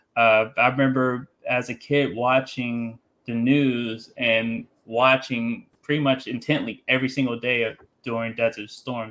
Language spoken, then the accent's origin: English; Columbia, Maryland, United States; I'm from Columbia, Maryland